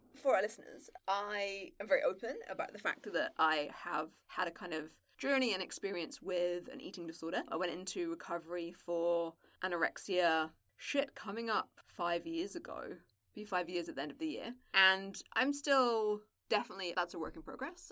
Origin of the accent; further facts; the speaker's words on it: England, United Kingdom; But it's very far away from the bit of England that I'm from, and I'm like a country bumpkin.